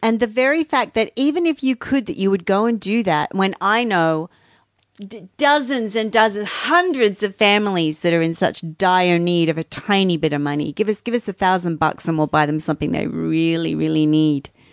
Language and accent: English; Australia; I'm Australian